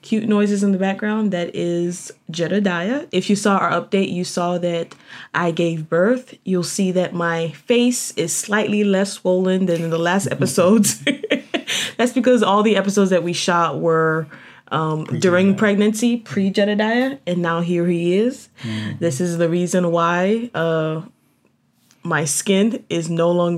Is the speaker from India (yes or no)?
no; Haiti; now in United States; I grew up in Haiti